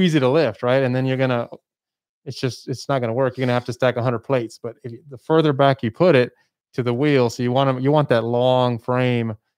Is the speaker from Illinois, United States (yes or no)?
no; El Paso, Texas, United States; moved away as an adult; I'm from El Paso. I moved away to go to school and, and, and do all that kind of stuff. I worked out of town, but I came back